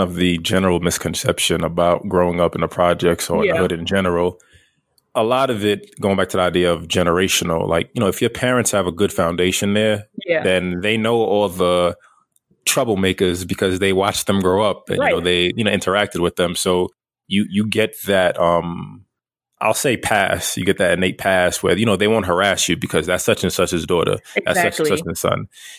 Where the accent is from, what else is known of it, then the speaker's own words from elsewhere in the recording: Brooklyn, New York, United States; I grew up in Flatbush in Brooklyn, and like, I lived on a square block, and surrounding the block was the projects.